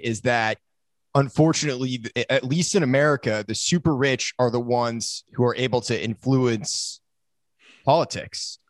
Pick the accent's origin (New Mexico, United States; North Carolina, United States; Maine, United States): Maine, United States; also born or lived in South Florida; And then I moved up to Maine